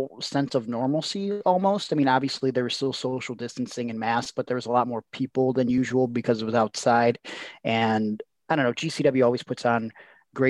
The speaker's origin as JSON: {"language": "English", "town": "Cleveland", "region": "Ohio", "country": "United States", "said": "I'm from Cleveland"}